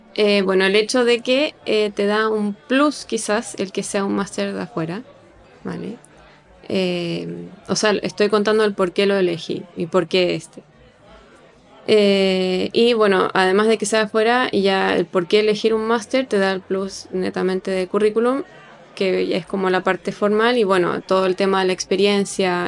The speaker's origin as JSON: {"language": "Spanish", "country": "Chile", "moved": "as an adult", "lives_now": "Barcelona, Spain", "said": "tengo 26 años y soy chilena."}